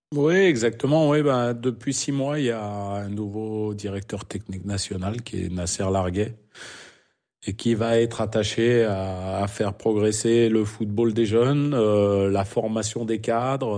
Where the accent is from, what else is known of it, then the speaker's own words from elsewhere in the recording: France; accent: French; moved away as an adult; now in Saudi Arabia; avec mon French accent